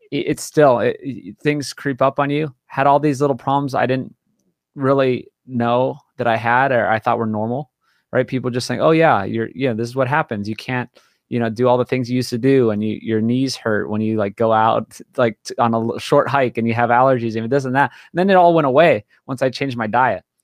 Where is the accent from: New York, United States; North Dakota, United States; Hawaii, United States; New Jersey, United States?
Hawaii, United States; born and raised in Hawaii